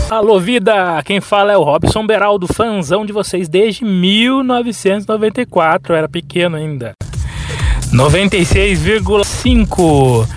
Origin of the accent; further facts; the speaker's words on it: Taubaté, São Paulo, Brazil; eu sou de Taubaté